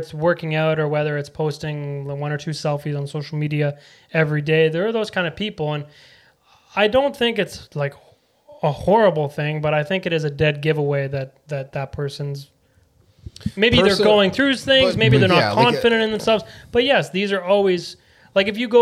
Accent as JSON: {"language": "English", "country": "Canada", "said": "I'm just Canadian"}